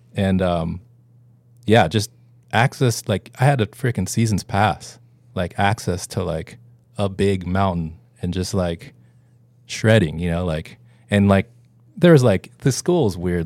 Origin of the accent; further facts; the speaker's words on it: Homer, Alaska, United States; moved away; I'm originally from Homer, Alaska